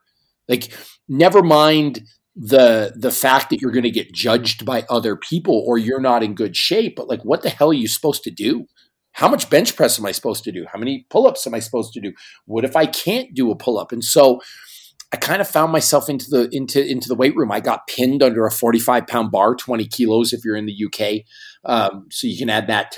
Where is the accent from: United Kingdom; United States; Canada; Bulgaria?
Canada; Northern Canada; I grew up in a small town in northern Canada